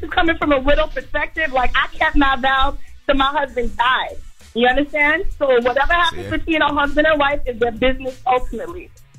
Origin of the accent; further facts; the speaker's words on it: New York, United States; now in Savannah, United States; We're from New York, but we just relocated to Savannah.